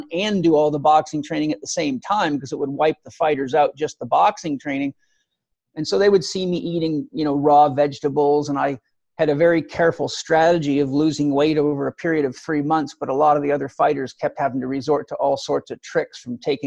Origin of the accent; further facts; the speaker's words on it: Los Angeles, California, United States; also born or lived in Vancouver Island; now in San Diego, United States; I'm initially from Los Angeles, so I'm really a California boy